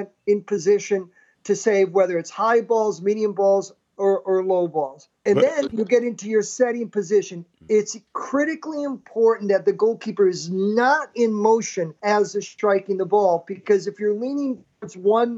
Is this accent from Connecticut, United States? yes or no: yes; Hartford, Connecticut, United States; I was born in Hartford, Connecticut, and we had a park called Colts Park. My dad would take me down there